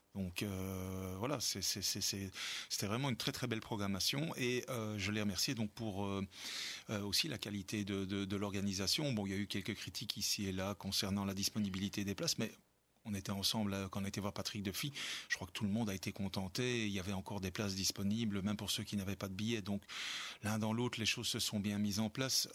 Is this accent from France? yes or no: no; Belgium; en tant que Belge